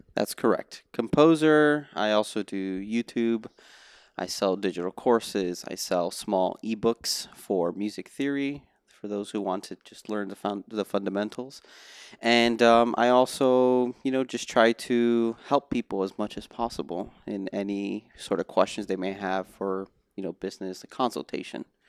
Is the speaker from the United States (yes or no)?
yes; Miami, Florida, United States; moved away as an adult; also born or lived in New Brunswick, New Jersey; now in Los Angeles, United States; I was born in New Brunswick, New Jersey, but I didn't really start my musical journey till I moved to Miami in two thousand and two